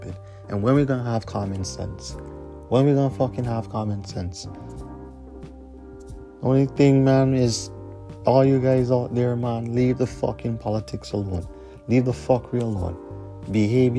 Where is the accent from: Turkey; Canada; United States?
Canada; as a Canadian